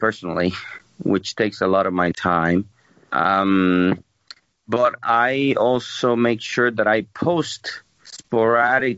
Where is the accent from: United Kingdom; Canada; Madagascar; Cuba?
Cuba; moved away as an adult; now in Utah, United States; I'm from Cuba, and I got here in the year 2000